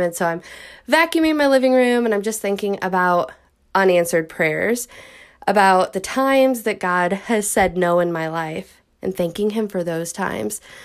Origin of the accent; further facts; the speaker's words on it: Midwest, United States; I'm from the Midwest